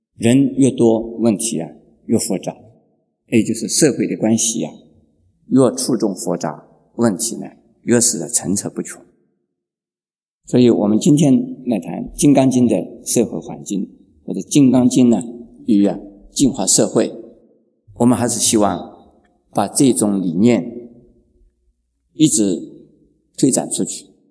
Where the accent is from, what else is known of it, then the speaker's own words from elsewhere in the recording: China; also born or lived in Shanghai, China / Japan / United States; now in Taipei, Taiwan; 我在中国大陆出生，然后到了台湾，然后又去了日本。现在呢，我有一半的时间是在美国、欧洲等地